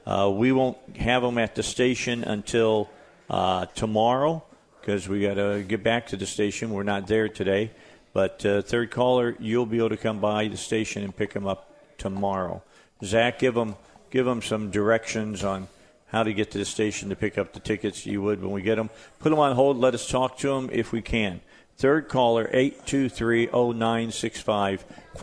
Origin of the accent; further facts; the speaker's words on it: Indiana, United States; moved away; I grew up in Indiana